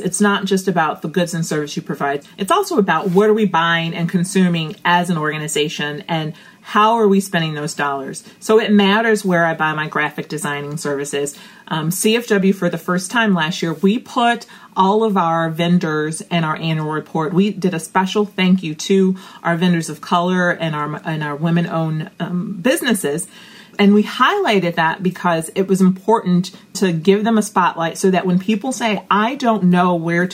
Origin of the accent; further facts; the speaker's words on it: Chicago, Illinois, United States; I am a girl from the South Side of Chicago